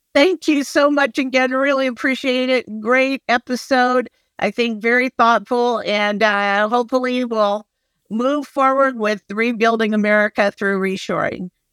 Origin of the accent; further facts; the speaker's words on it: Phoenix, Arizona, United States; moved away; I grew up in Phoenix